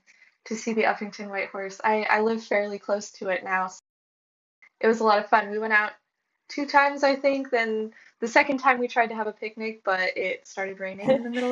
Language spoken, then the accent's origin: English; California, United States; moved away as an adult; now in Oxford, United Kingdom; I'm 24, and from California originally, but I just moved to Oxford to get my master's, so I'm living over here for the time being.